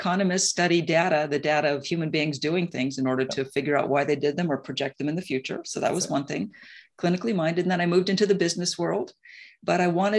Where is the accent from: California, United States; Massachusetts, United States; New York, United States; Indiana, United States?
New York, United States; New York City; So I'm a New Yorker, grew up, you know, and my parents are New Yorkers, as I mentioned. I lived in New York for 30 years.